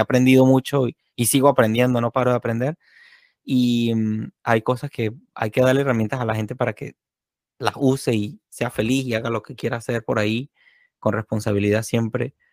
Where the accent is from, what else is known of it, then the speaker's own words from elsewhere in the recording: San Cristóbal, Táchira, Venezuela; now in Florida, United States; aquí en San Cristóbal, mi tierra natal en Venezuela